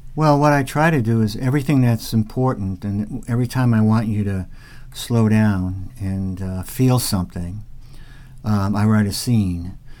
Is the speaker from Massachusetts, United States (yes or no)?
yes; Massachusetts, United States; I grew up in Massachusetts